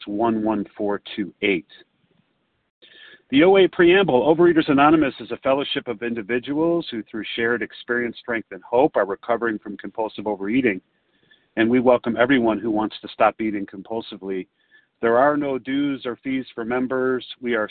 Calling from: Chicago, Illinois, United States; I'm a recovered compulsive overeater from Chicago, although I'm calling from Montana this morning.

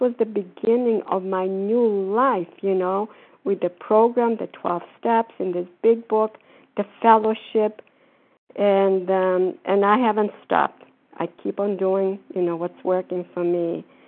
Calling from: Florida, United States; No, I'm calling from Florida.

